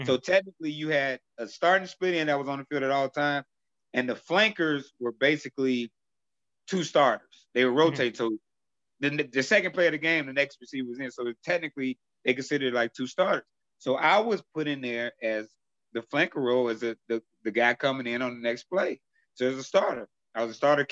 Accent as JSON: {"language": "English", "town": "Chicago", "region": "Illinois", "country": "United States", "tie": "born or raised there", "said": "I was born and raised in Chicago all my life there"}